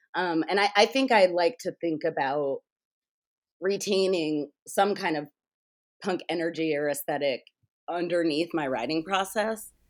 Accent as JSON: {"language": "English", "country": "United States", "said": "I'm an American, so I'm a capitalist."}